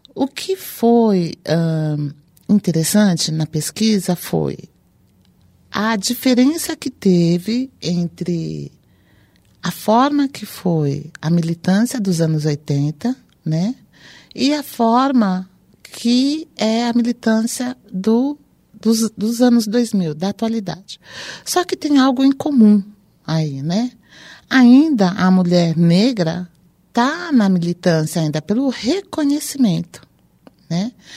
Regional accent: São Paulo, Brazil; vim também da periferia de São Paulo

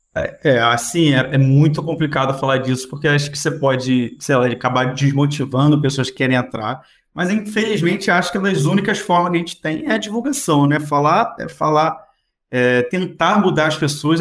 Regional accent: Macaé, Rio de Janeiro, Brazil; Eu sou de Macaé, no interior do estado do Rio

